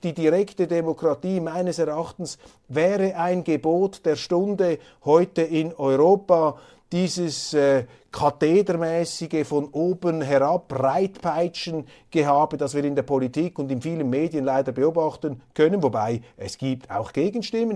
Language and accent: German; Switzerland; accent: Swiss German